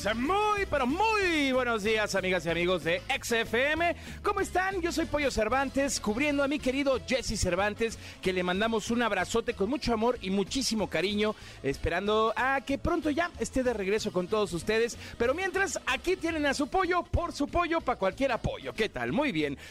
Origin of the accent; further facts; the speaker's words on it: Mexico; como mexicanos